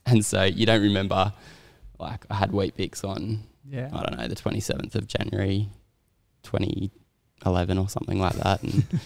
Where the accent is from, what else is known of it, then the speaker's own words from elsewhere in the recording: Sydney, New South Wales, Australia; also born or lived in Townsville, Queensland; in year five, I moved back to Sydney from Townsville